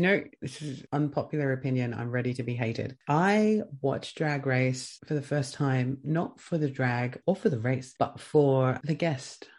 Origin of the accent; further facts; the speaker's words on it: Australia; being Australian, being an Australian podcast